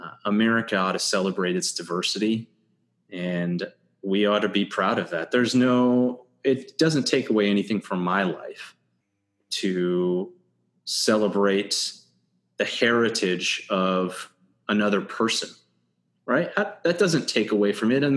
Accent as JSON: {"language": "English", "town": "Red Creek", "region": "New York", "country": "United States", "tie": "born or raised there", "said": "growing up in Red Creek"}